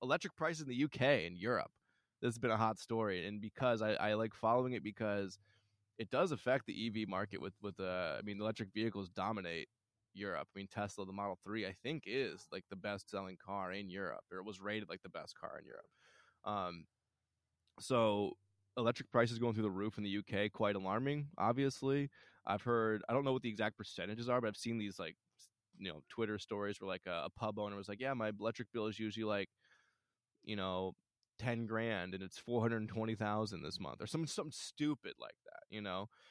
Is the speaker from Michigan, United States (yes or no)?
yes; Michigan, United States; I'm from Michigan